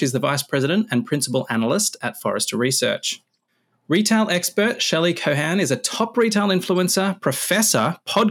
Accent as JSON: {"language": "English", "country": "Australia", "tie": "born or raised there", "said": "I grew up in Australia in a small town, a couple of thousand people"}